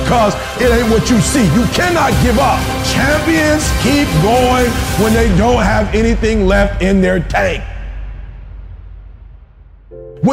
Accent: Detroit, Michigan, United States; I'm from Detroit, homeless

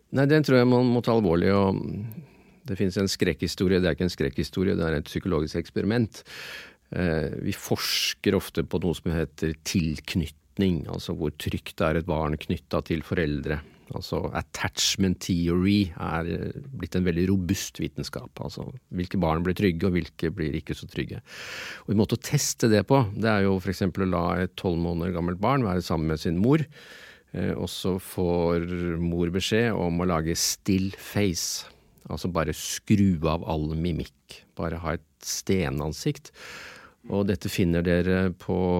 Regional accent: Innlandet, Norway; Jeg er enebarn fra Innlandet.

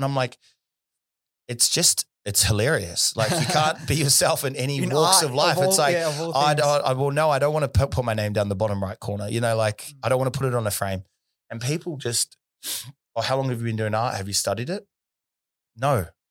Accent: South Auckland, Auckland, New Zealand; Well, where I grew up in South Auckland, in Thompson Street, it was a beautiful place

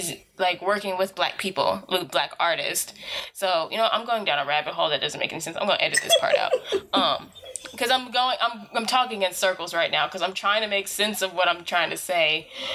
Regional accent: United States; someone who's been born and raised in America

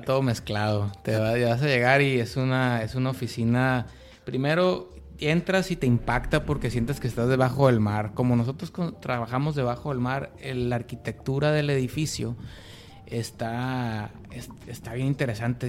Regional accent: Culiacán, Sinaloa, Mexico; moved away as an adult; soy un morro de Culiacán, tengo 30 años, este, viví en, en, en, toda mi infancia en una, en una privada en Culiacán

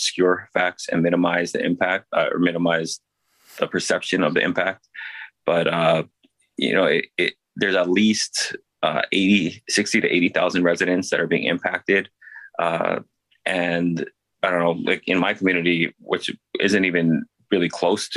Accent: Hawaii, United States

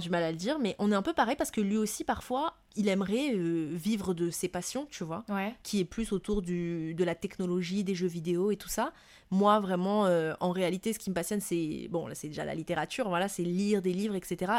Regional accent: Madagascar; moved away as an adult; also born or lived in Montpellier, France; now in France; ce que je vivais moi en France en tant que malgache étrangère euh, qui arrive de Madagascar

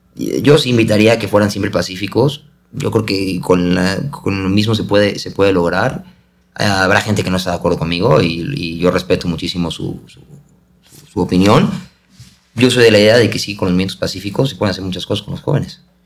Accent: Mexico

